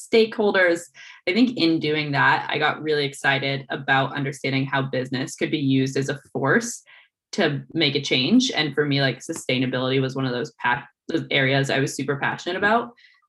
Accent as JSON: {"language": "English", "region": "Oregon", "country": "United States", "tie": "born or raised there", "also_born_or_lived": "Michigan", "moved": "as an adult", "said": "growing up in Oregon, I was outdoors"}